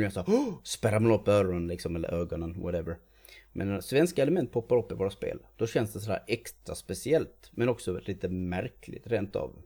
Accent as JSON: {"language": "Swedish", "country": "Sweden"}